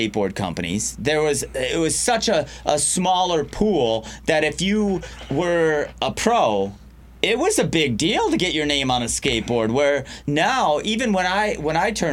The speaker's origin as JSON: {"language": "English", "town": "Riverview", "region": "Michigan", "country": "United States", "tie": "born or raised there", "said": "my hometown of Riverview, Michigan, about 20 minutes south of Detroit"}